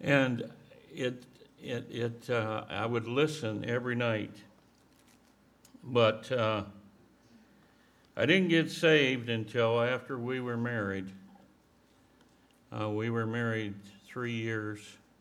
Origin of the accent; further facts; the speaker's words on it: Mount Pleasant, Michigan, United States; I grew up on a farm in Michigan